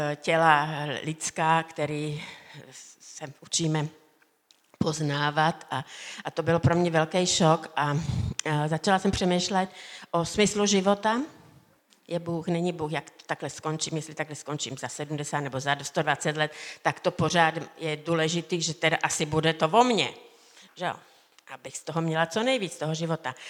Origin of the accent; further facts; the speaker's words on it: Slovakia; Já jsem se narodila na Slovensku v hornicky malém městečku